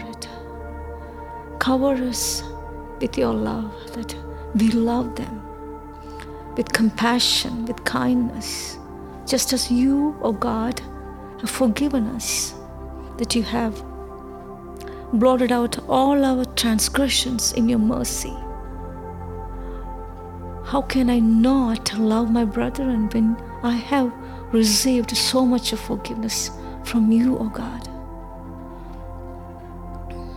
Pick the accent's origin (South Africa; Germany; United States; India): India; moved away; I was born and brought up in India